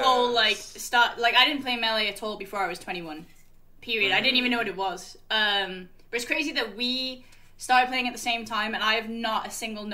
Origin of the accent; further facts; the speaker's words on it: Wales, United Kingdom; now in North East England, United Kingdom; originally I'm from Wales, and there was, like, 6 people there.